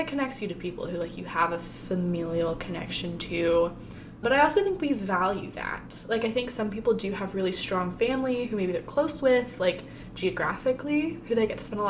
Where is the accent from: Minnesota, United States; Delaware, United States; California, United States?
California, United States; born there; also born or lived in Kentucky / Missouri / Hawaii / Alabama; I was born in California. That's where both my parents are from. And then Kentucky, Missouri, Hawaii.